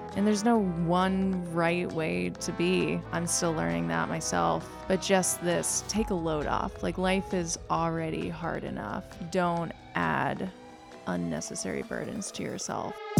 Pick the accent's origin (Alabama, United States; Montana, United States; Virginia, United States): Virginia, United States; Lynchburg; also born or lived in West Coast; now in Richmond, United States; I grew up in Lynchburg, Virginia, small conservative town